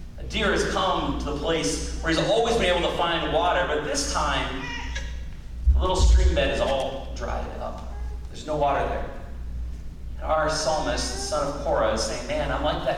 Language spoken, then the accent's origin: English; United States; as American Christians